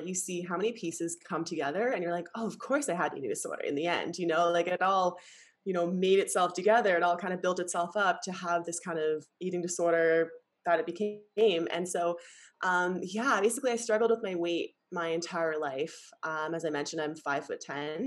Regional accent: Canada; now in Bali, Indonesia; I'm Canadian

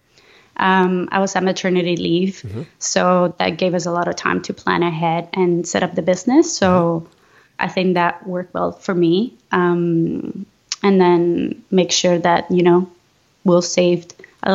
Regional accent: Venezuela; moved away as an adult; also born or lived in Edmonton, Canada; now in Vancouver, Canada; I'm originally from Venezuela and currently living in Vancouver, Canada.

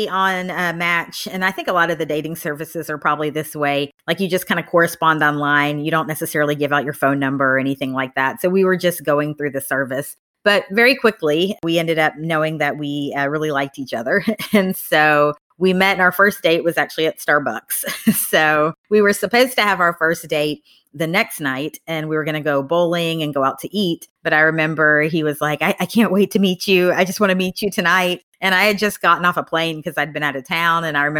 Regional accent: Tennessee, United States; moved away as an adult; now in Austin, United States; I grew up in Tennessee.

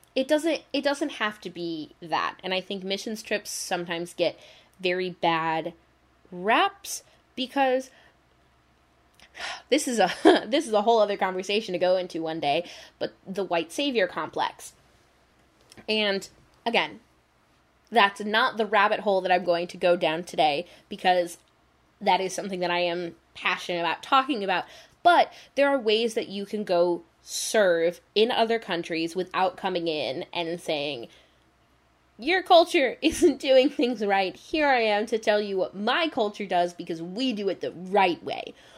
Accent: United States; I love being an American

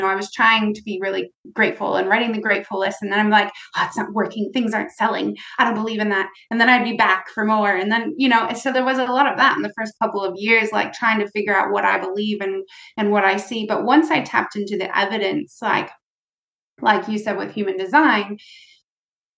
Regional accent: United States; I'm from the United States

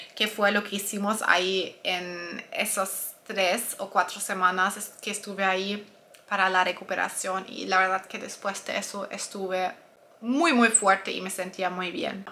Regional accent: Germany; Spanish is a second language; soy alemana, tal vez lo escuchas en mi voz

